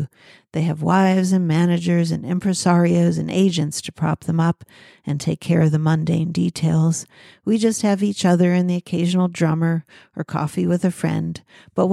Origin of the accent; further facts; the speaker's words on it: Pittsburgh, Pennsylvania, United States; I come from Pittsburgh